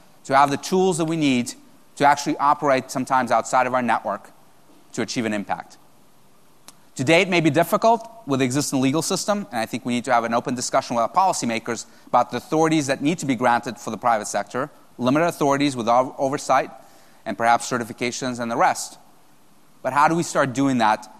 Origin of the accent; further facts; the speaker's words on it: United States; I'm an American.